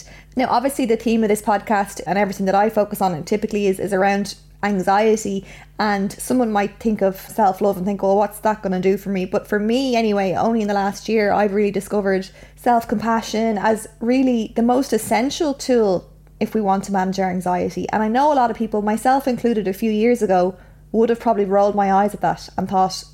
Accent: Ireland; especially being Irish

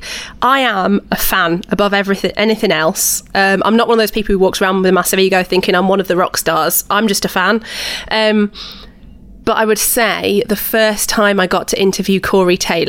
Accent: Huddersfield, Yorkshire and the Humber, United Kingdom; I'm from Huddersfield

